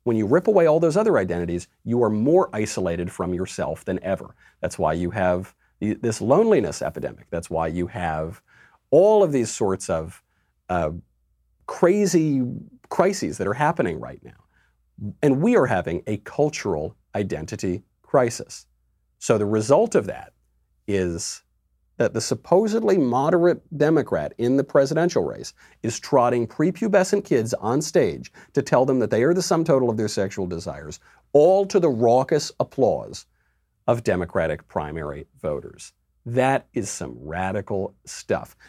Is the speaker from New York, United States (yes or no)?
yes; New York, United States; I'm a New Yorker. I was born in New York